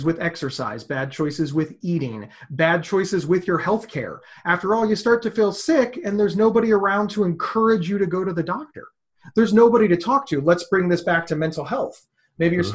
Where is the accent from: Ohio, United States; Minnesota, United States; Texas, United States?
Ohio, United States; also born or lived in Pennsylvania; I was born in Pennsylvania and moved to Ohio at 2 years old